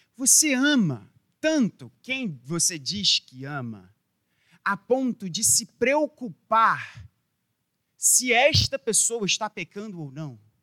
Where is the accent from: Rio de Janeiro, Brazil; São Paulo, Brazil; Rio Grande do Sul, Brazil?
Rio de Janeiro, Brazil; como carioca